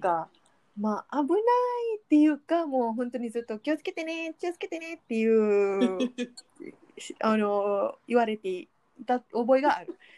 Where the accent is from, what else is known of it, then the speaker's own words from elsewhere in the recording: Malaysia; Japanese is a second language; moved away; マレーシア人としては